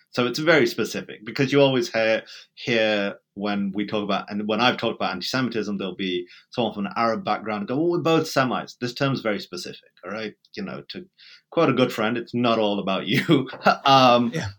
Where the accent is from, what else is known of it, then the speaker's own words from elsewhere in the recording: England, United Kingdom; accent: British; moved away as an adult; now in United States; Growing up in Britain, even though I was born there, I never really felt British